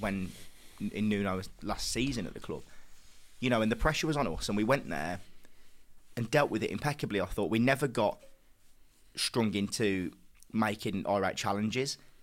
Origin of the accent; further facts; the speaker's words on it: England, United Kingdom; as English lads ourselves